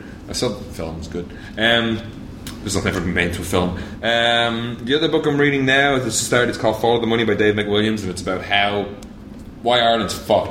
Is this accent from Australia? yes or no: yes; Adelaide, South Australia, Australia; How are you? I'm from Adelaide.